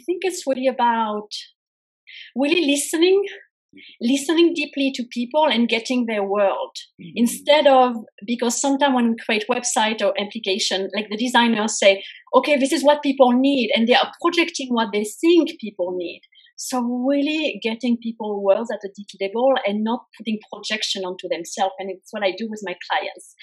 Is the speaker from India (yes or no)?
no; France; moved away as an adult; also born or lived in United States; I was born and raised in France.